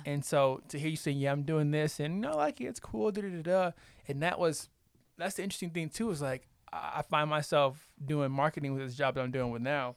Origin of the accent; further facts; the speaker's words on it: the South, United States; I'm from the South, so I, I just say Dakota